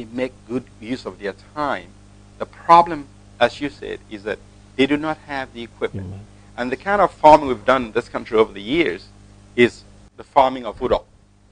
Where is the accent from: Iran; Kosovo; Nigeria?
Nigeria; Akwa Ibom; now in United States; I'm from Akwa Ibom State.